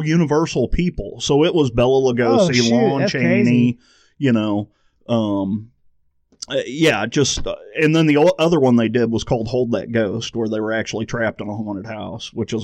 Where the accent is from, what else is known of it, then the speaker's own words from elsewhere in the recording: St. Louis, Missouri, United States; I grew up in St. Louis